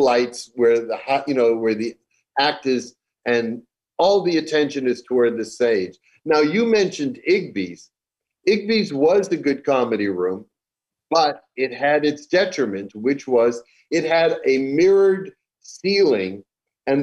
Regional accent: Chelsea, Massachusetts, United States; moved away; I was born in Chelsea, Massachusetts

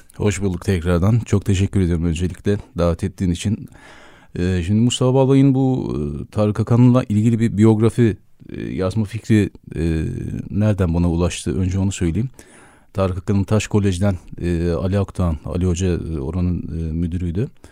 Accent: Erzurum, Turkey; benim çocukluğum Erzurum'da geçti. Ee, Erzurumluyum

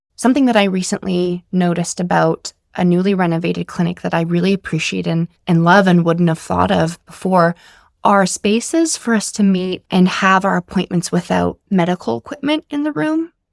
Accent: Whitehorse, Yukon, Canada; now in Comox Valley, Canada; I'm born and raised in Whitehorse, Yukon

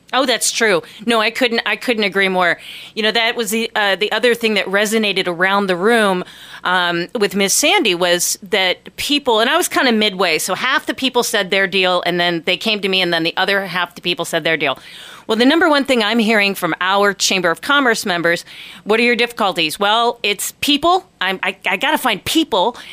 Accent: Ohio, United States; also born or lived in Tallahassee, Florida; now in Ketchikan, United States; I grew up in Ohio.

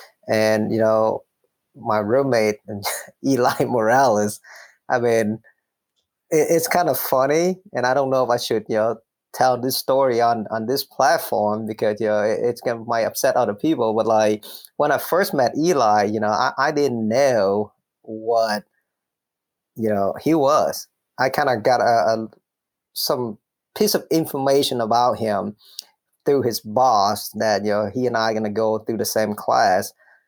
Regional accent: Minnesota, United States; English is a second language; So growing up in Minnesota, I remember when I first got there, I didn't really speak English, right?

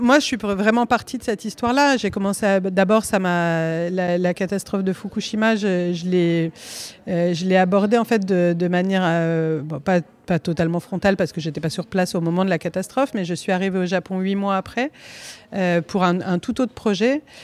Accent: Corsica, France; je suis originaire de Corse

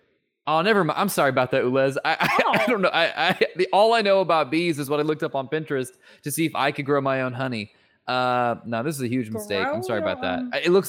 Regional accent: Silicon Valley, California, United States; I grew up in Silicon Valley. So this is just, granted, when I grew up, hey, in all fairness though, when I did grow up, it was somewhat rural. We were at the edge of the suburbs.

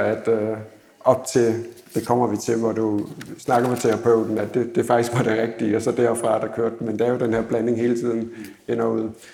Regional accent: Odense, Southern Denmark, Denmark; Jeg kommer fra Odense

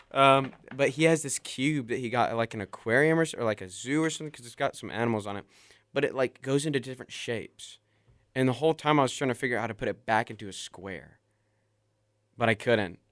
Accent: Tuscaloosa, Alabama, United States; my hometown, Tuscaloosa, Alabama

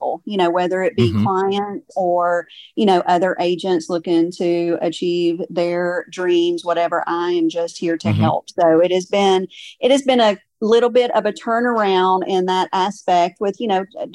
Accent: Gallatin, Tennessee, United States; now in Portland, Tennessee, United States; I am born and raised in Gallatin. I've lived in Portland for about 27-ish years

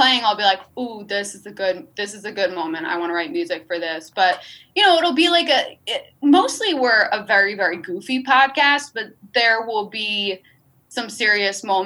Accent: outside of Albany, New York, United States; I grew up outside of Albany, New York.

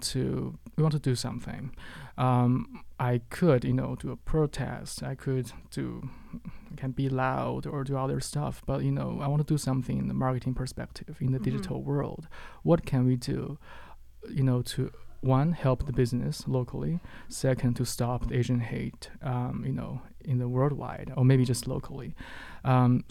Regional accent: Qingdao, Shandong, China; moved away as an adult; now in Halifax, Canada; my hometown. It's called Qingdao in China

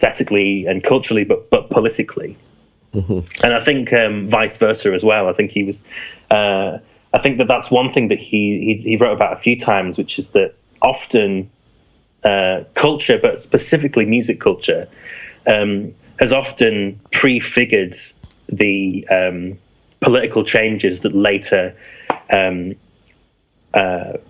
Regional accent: Yorkshire and the Humber, United Kingdom; moved away; I'm from East Yorkshire originally

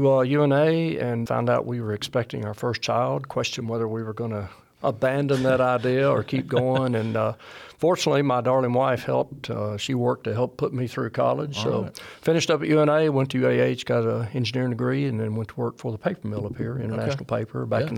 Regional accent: Florence, Alabama, United States; born and raised in Florence, went to high school, Coffee High School.

